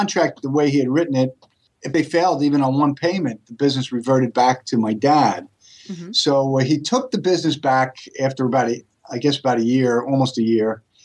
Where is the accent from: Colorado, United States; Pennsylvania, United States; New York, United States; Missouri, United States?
New York, United States; accent: New York accent; moved away; also born or lived in Rahway, New Jersey; I was born and raised in New York, so that's what you're hearing, unfortunately. New York accent